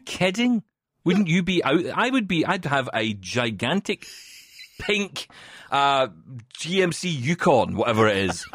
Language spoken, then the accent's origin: English; Scotland, United Kingdom; I'm from Scotland and we call it Irvine